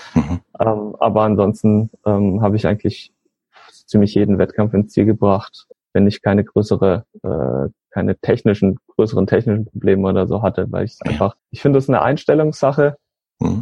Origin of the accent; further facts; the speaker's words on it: Northern Black Forest, Calw region, Baden-Württemberg, Germany; ich komme äh, so aus dem Nordschwarzwald äh, in der Region Kalf